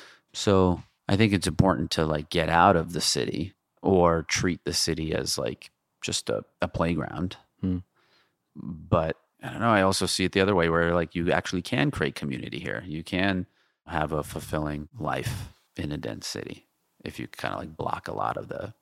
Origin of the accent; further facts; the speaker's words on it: Jamaica, New York, United States; Like I grew up in Jamaica, Queens, right. Forest Hills, Queens, Manhattan.